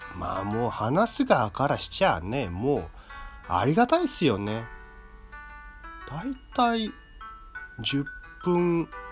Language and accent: Japanese; Tokyo, Japan; 生まれも育ちも東京